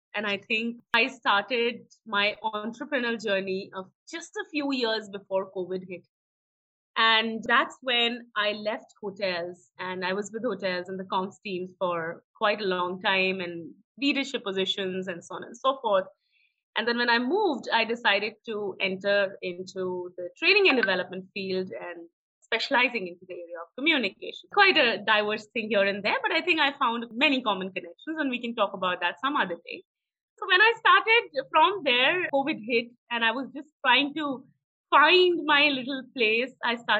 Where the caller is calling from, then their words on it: Pune, Maharashtra, India; I'm joining you from Pune, and I believe it's raining in Bangalore and in Pune simultaneously.